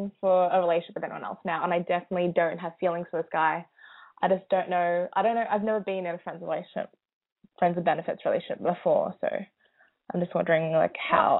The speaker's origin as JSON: {"language": "English", "country": "Australia", "said": "I'm from Australia."}